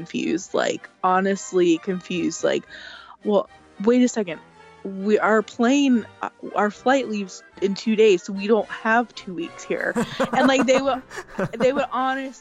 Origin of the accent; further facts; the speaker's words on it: Louisiana, United States; now in New Jersey, United States; I'm from Louisiana